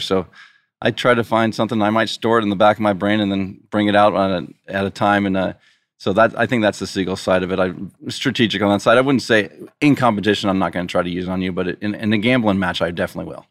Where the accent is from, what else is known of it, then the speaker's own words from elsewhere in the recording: Poway, California, United States; now in Rancho Santa Fe, United States; I grew up in Poway, which is only fifteen, twenty minutes from here.